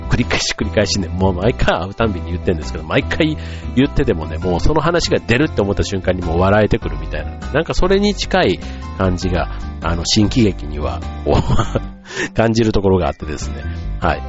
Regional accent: Kansai, Japan; 関西の出身

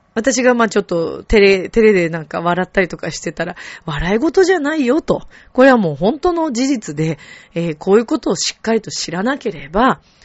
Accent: Shizuoka, Japan; 私まあ静岡生まれなので

